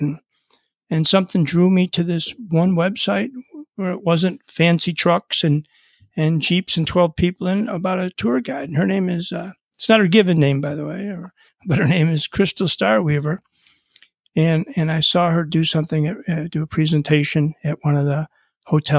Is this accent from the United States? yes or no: yes; Buffalo, New York, United States; I'm from Buffalo